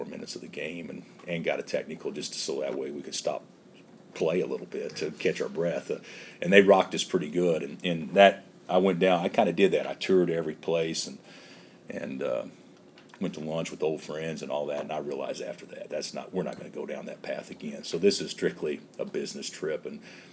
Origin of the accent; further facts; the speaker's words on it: Illinois, United States; now in Kansas, United States; I come from Illinois, where I don't know how many 11 million people or whatever it is live in the state